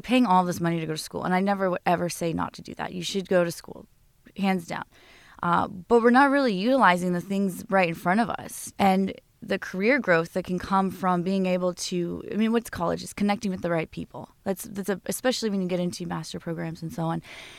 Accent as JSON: {"language": "English", "town": "Las Vegas", "region": "Nevada", "country": "United States", "tie": "born or raised there", "also_born_or_lived": "Simi Valley", "said": "So I was born in Simi Valley, California, but I actually grew up in Las Vegas, outside of Las Vegas."}